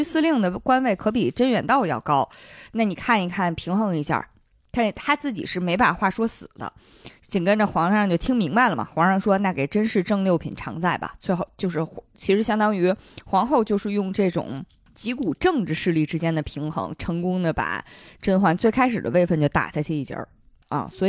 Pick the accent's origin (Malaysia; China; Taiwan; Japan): China; 这按我们中国人的说法，汤若望算两姓家奴了